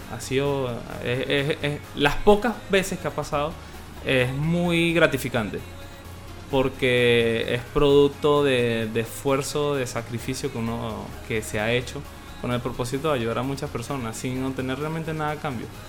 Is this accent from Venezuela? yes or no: yes; Venezuela; moved away as an adult; now in Chile; yo me vine de Venezuela